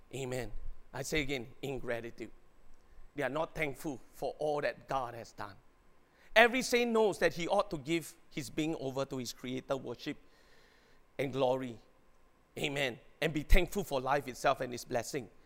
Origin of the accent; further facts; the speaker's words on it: Singapore; I'm a Singaporean